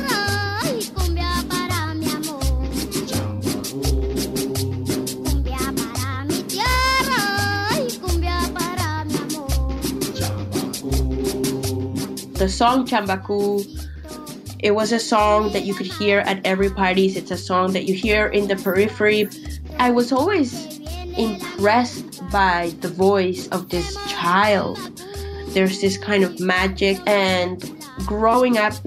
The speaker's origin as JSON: {"language": "English", "town": "Barranquilla", "region": "Atlántico", "country": "Colombia", "tie": "born or raised there", "also_born_or_lived": "La Guajira, Colombia", "said": "I was born in Colombia in a place called La Guajira, and I was raised in Atlántico in a city called Barranquilla."}